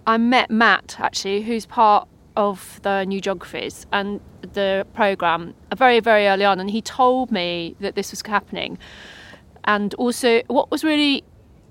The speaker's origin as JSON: {"language": "English", "area": "Northamptonshire", "region": "East Midlands", "country": "United Kingdom", "tie": "born or raised there", "said": "I grew up in Northamptonshire"}